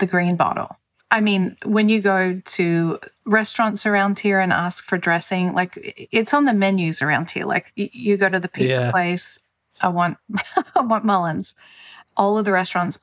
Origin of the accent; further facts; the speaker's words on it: Australia; moved away as an adult; also born or lived in California / Denver; now in United States; I'm actually Australian. So I moved from Australia to California